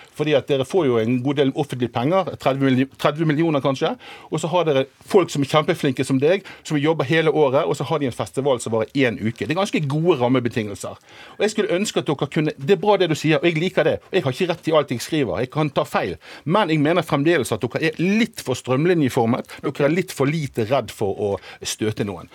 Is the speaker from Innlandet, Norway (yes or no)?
no; Bergen, Vestland, Norway; Jeg kommer jo fra Bergen